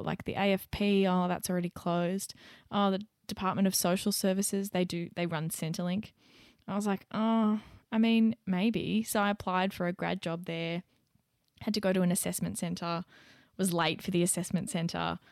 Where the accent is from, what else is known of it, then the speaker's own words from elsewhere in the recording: Young, New South Wales, Australia; moved away; back in my hometown, back in Young